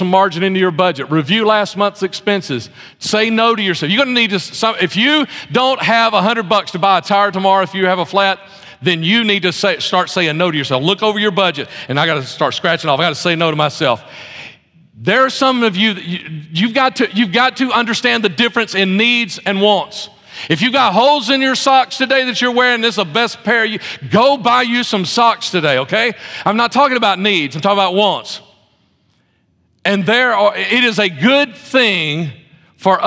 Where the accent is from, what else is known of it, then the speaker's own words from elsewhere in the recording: Birmingham, Alabama, United States; moved away; also born or lived in outside of Chicago; I'm from Birmingham, Alabama